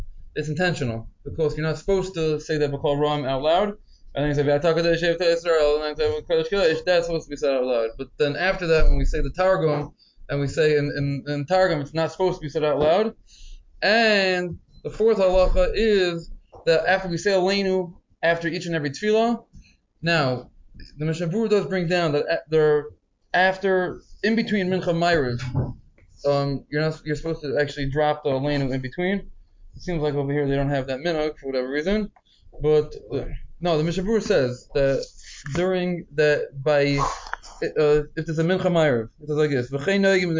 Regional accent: United States; moved away; I'm from Muncie, I know the Yaki Shishul near my parents' house

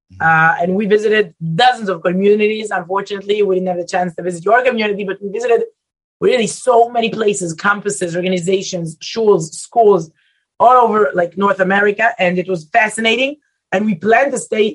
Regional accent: Israel; English is a second language; Israelis are different

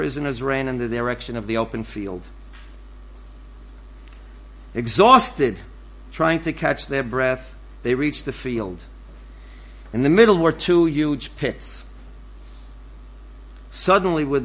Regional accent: New York City, New York, United States; moved away; I'm from the Bronx

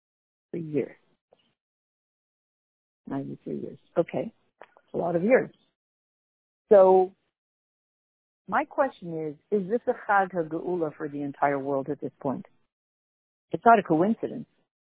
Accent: Canada; being Canadian

